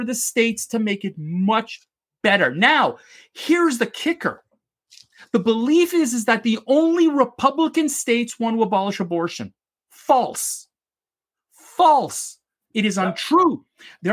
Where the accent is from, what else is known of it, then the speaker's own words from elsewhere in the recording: Canada; as a Canadian